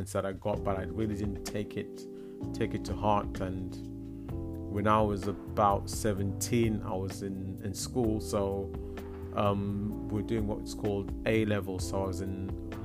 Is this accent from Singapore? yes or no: no; Zimbabwe; moved away; I grew up in Zimbabwe